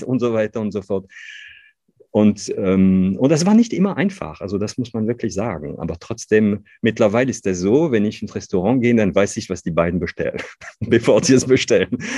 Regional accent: northern France, France; accent: Ch'ti; German is a second language; moved away as an adult; now in Cologne, Germany; ich bin Franzose, ich bin gebürtiger Franzose, ich bin aufgewachsen in einer ganz kleinen Stadt in Nordfrankreich

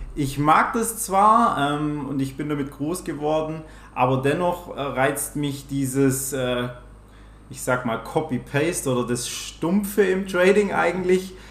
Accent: Swabia, Baden-Württemberg, Germany; accent: Swabian; ich komme aus dem Schwabenländle. Vielleicht hört man es auch ab und zu.

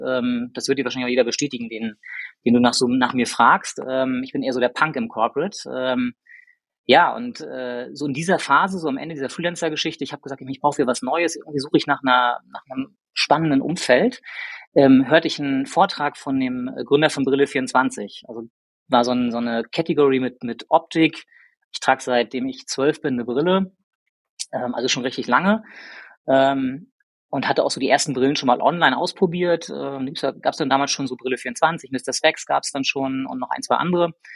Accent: Rostock, Mecklenburg-Vorpommern, Germany; moved away as an adult; now in Hamburg, Germany; ich komme gebürtig aus Rostock

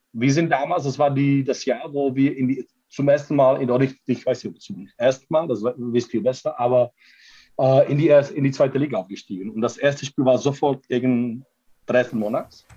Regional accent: Prague, Czechia; German is a second language; moved away as an adult; now in Cologne, Germany; ich komme aus Prag

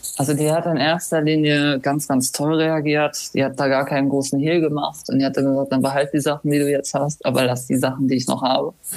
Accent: Germany; also born or lived in Cologne; Dann sind wir von Köln in die Eifel gezogen

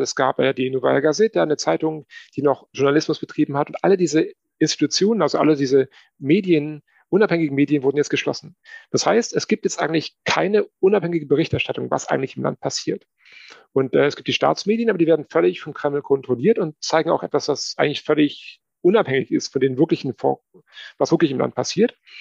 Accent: Germany; also born or lived in Moscow, Russia; bei uns in Deutschland

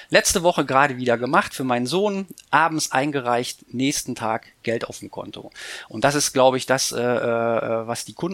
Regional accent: Bremen, Germany; Ich bin ja Bremer, das heißt dreimal das Bremer Recht.

